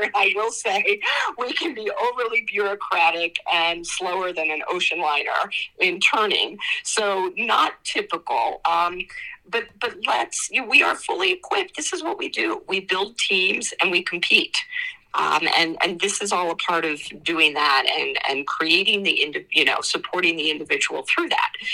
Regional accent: United States; I grew up outside of Washington D.C.

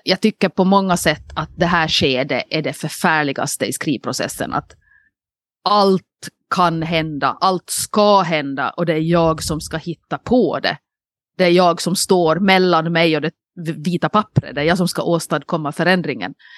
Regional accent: Nykarleby, Ostrobothnia, Finland; now in Åland, Finland; en Nykarleby-räv på sig, alltså en, en, en räv från min hemstad

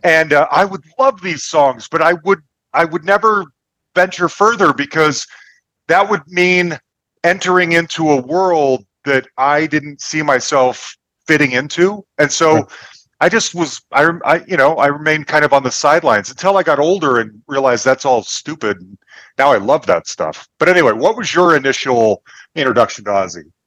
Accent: Salt Lake City, Utah, United States; now in Denver, United States; I grew up Mormon in Salt Lake City

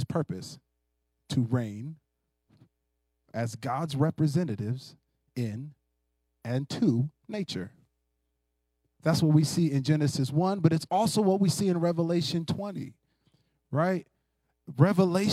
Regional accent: United States; American Christians who like competition

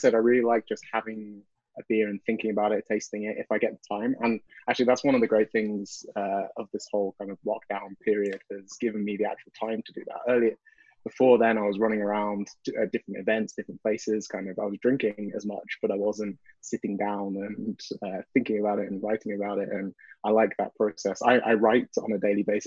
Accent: United Kingdom; moved away as an adult; also born or lived in Bristol; now in Montreal, Canada; I'm British

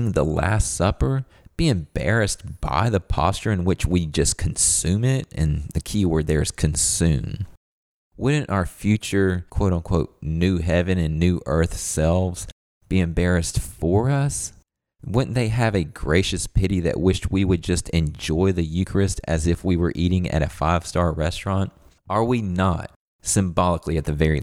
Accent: the South, Southern United States, United States; as a Southerner

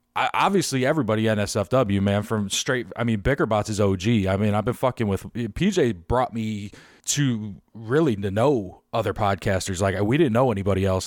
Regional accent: Chicago, Illinois, United States; now in Tampa Bay, United States; I'm from Chicago

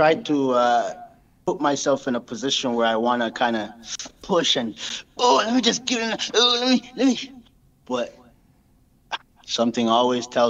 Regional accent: Montreal, Quebec, Canada; also born or lived in Brampton; now in Laval, Canada; I'm from Park X

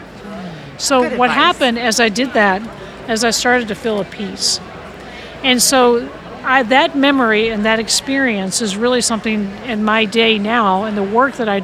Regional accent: California, United States; moved away; also born or lived in Michigan; I came from California.

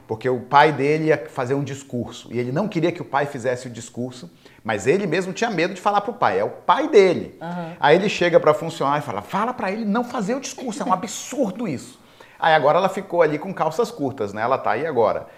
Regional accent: Belém, Pará, Brazil; moved away as an adult; now in United States; Eu, brasileiro de Belém do Pará

